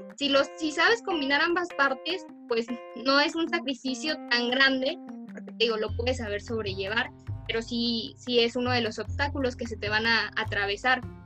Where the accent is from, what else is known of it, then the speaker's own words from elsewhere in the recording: Durango, Mexico; nuestro estado, Durango